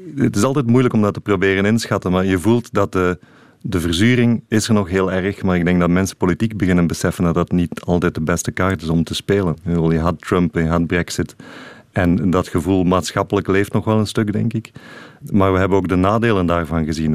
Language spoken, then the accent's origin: Dutch; Sint-Gilles-Waas, Flanders, Belgium; moved away; also born or lived in Mechelen; Ik ben van Sint-Gilles-Waas, in het Waasland